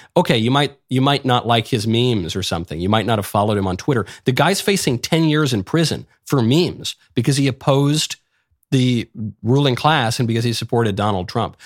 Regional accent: New York, United States; I grew up in New York.

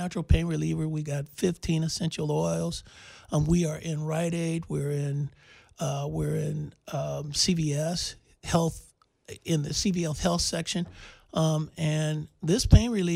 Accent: Oakland, California, United States; my hometown

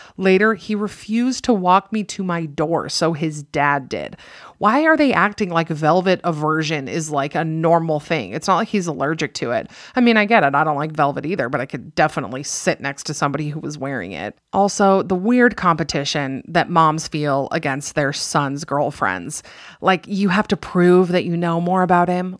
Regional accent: Utah, United States; I'm from Utah

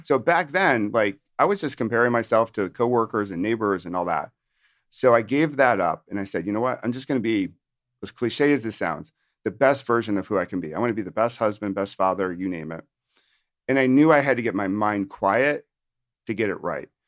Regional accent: upstate New York, United States; moved away as an adult; also born or lived in Virginia / Washington, D.C.; now in New Jersey, United States; I'm from New Jersey, but actually f, from originally upstate New York.

